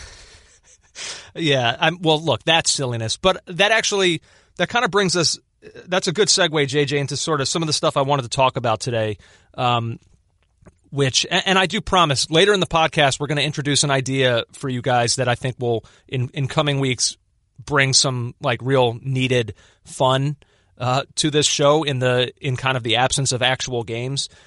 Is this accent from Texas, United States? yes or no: no; Philadelphia, Pennsylvania, United States; as a Philadelphian, I was born in nineteen eighty-four.